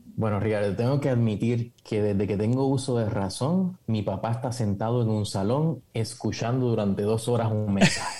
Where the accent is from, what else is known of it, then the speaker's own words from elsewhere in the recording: Puerto Rico; Nací en, Puerto Rico, me crié con mucho conocimiento sobre psicología